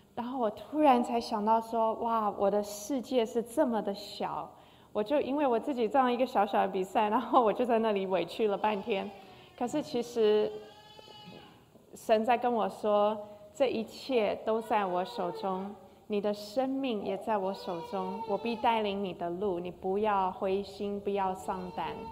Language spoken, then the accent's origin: Chinese; Taiwan; 我小时候在台湾长大